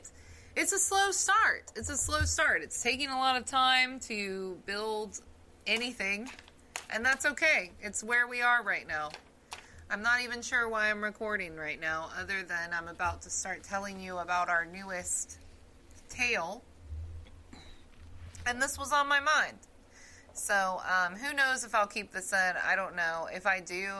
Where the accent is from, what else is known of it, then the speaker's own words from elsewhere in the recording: the South, United States; accent: southern; my southern accent really comes out